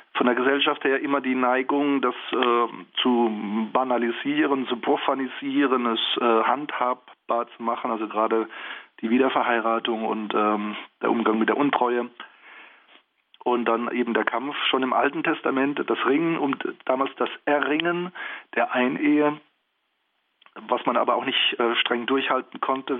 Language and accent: German; Germany; bei uns in Deutschland